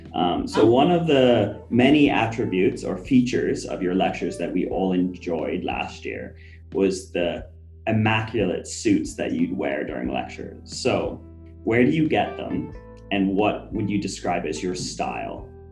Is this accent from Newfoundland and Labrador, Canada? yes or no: no; Halifax, Nova Scotia, Canada; moved away; I'm from Halifax originally